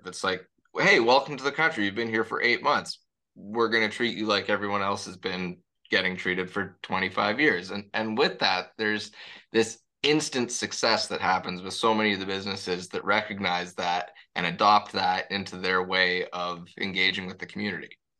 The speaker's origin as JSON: {"language": "English", "town": "Toronto", "region": "Ontario", "country": "Canada", "tie": "born or raised there", "also_born_or_lived": "Paris, France", "said": "I was born and raised in in the Spadina and College area"}